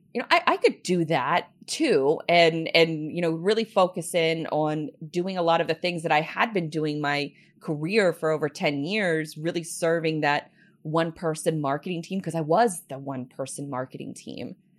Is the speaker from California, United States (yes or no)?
no; Jacksonville, Florida, United States; I was born and raised here in, in Jacksonville